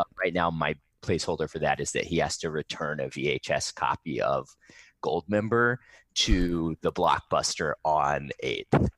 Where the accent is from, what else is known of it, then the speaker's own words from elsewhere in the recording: Riverside, California, United States; I grew up in Riverside, and there's, like, a pretty strong skate community here